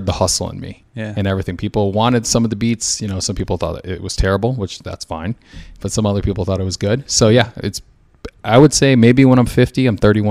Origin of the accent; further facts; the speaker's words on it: Schererville, Indiana, United States; now in Chicago, United States; I'm from Indiana, Schererville, Indiana. We call it the region.